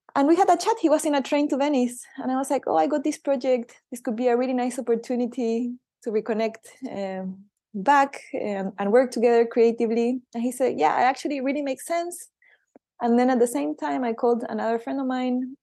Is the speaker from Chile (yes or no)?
yes; Chile; moved away; I'm from Chile